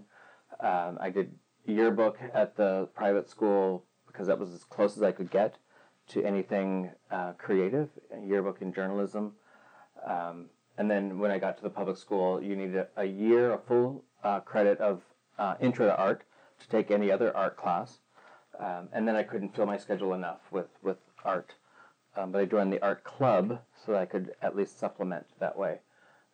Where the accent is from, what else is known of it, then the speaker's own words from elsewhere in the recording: Plymouth, Michigan, United States; also born or lived in Wayne, Michigan; I was born outside Detroit in the city of Wayne, in the county of Wayne. So I often say bland because Wayne is like beige. And I was adopted and grew up in Plymouth, which is not far from there.